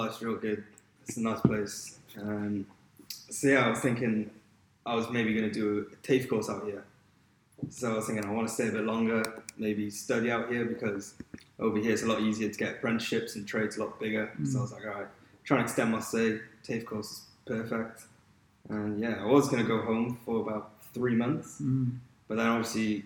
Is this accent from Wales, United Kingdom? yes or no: yes; Pontyclun, Wales, United Kingdom; moved away as an adult; also born or lived in Llantrisant, Wales / Cardiff, Wales; now in Australia; I was born in Llantrisant in Wales. I grew up in Pontyclun, went to school, Llandaff Cathedral School in Cardiff